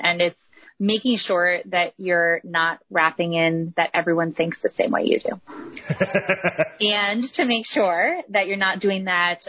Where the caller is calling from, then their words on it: Cleveland, Ohio, United States; I am in Cleveland, Ohio. Beautiful Cleveland, Ohio.